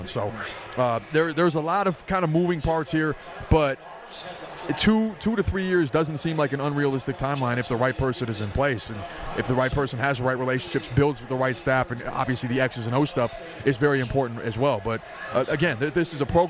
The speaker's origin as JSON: {"language": "English", "town": "Minneapolis", "region": "Minnesota", "country": "United States", "moved": "as an adult", "lives_now": "Las Vegas, United States", "said": "I'm from Minneapolis, Minneapolis transplant"}